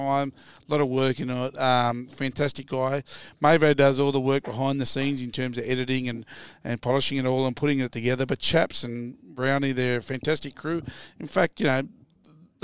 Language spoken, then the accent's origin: English; Sydney, New South Wales, Australia; I'm from Wollamaloo